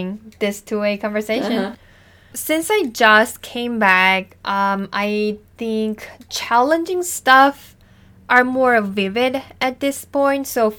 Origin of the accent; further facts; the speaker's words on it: South Korea; moved away as an adult; now in United States; going back to Korea because I already started my career life here